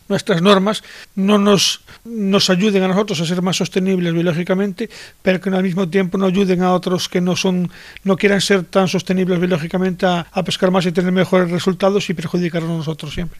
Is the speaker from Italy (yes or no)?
no; Galicia, Spain; en mi tierra, en Galicia